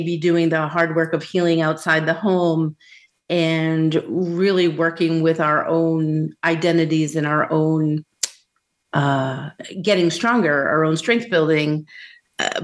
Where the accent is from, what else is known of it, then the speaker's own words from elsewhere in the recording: near Boston, Massachusetts, United States; moved away as an adult; also born or lived in Southwest US; now in Southwest, United States; I grew up near Boston, and I moved from the Northeast 5 years ago to the Southwest.